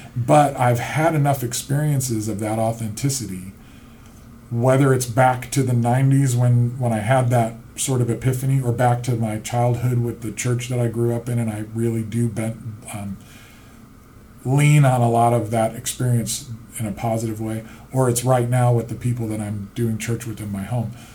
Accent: Central Illinois, United States; growing up in Central Illinois and that farmland

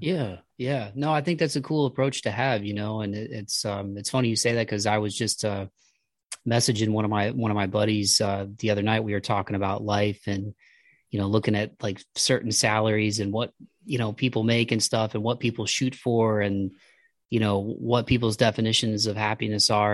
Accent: Midwest, United States; I'm from the Midwest

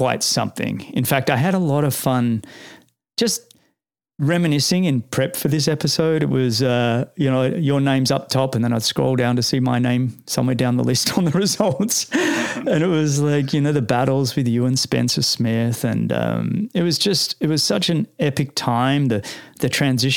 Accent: Australia; you go back as an Australian.

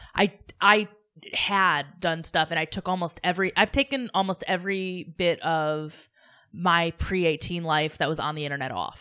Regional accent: Mayfield, Pennsylvania, United States; moved away; also born or lived in Scranton, Pennsylvania; I was born in Scranton, raised about fifteen minutes outside the city

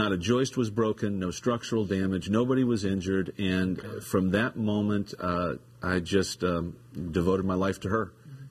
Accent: Newton, Iowa, United States; moved away as an adult; also born or lived in Streator, Illinois / Minnesota / Milwaukee, Wisconsin / Chicago, Illinois; now in Baltimore, United States; So I'm a Midwesterner. I was born in Streeter, Illinois, which is outside of Chicago. I grew up in Newton, Iowa.

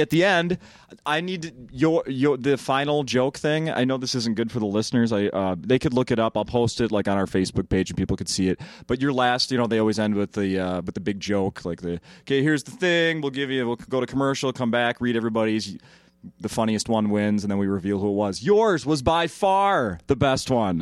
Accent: Saint Paul, Minnesota, United States; I grew up in Saint Paul, so not a small town

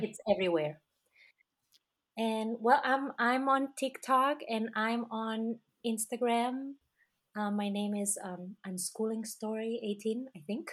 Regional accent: Catalonia, Spain; moved away; my passport says that I am from Spain, but that's because my country, um, Catalonia, was conquered by Spain.

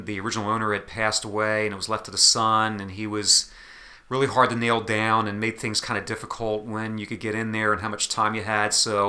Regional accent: New Jersey, United States; I grew up in South Jersey, not all that far away from Atlantic City.

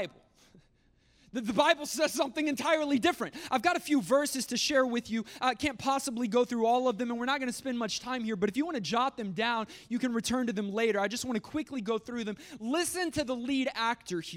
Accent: United States; as American Christians

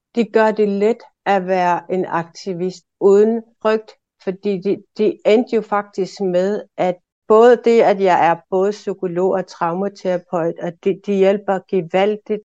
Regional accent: Maniitsoq, Greenland; also born or lived in Aarhus; Jeg er født og opvokset i Manitok

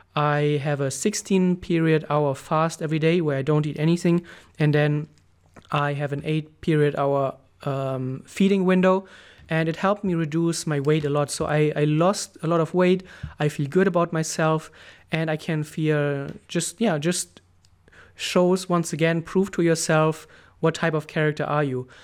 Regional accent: Germany; moved away as an adult; also born or lived in Thailand; I moved back to, to Germany, to my home country.

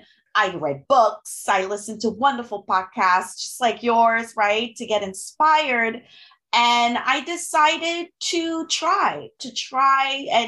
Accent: Haiti; first language French and Haitian Creole; English is a second language; moved away as an adult; also born or lived in Gabon; now in United States; I am originally from the Caribbean. My mother language is French and Creole. I'm from Haiti. I grew up part of my life in Africa, in Gabon, where they spoke French, and another part of my life in Haiti.

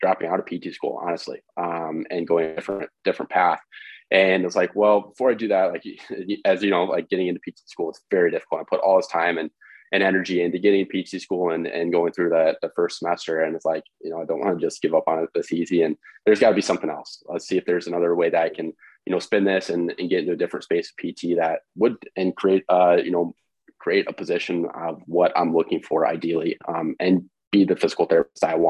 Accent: Independence, Iowa, United States; I grew up in Independence, Iowa, Midwest.

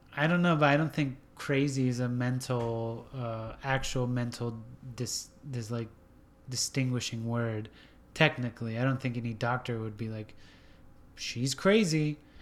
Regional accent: Washington State, California, West Coast, United States; now in Nashville, United States; I grew up on the West Coast, Washington State, California.

